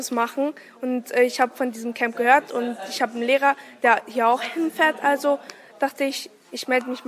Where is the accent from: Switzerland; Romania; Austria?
Romania; also born or lived in Germany; bin 14 Jahre alt und komme aus Rumänien, bin geboren aber in Deutschland.